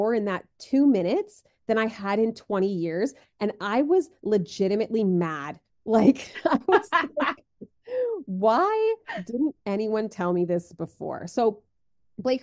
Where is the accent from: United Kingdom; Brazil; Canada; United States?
Canada; as a Canadian